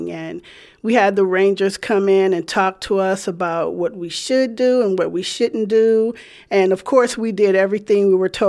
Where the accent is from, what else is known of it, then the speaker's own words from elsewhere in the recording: Richmond, California, United States; I grew up here in the Bay Area, Richmond, California. I grew up as the only girl in a family of nine. So I have eight brothers.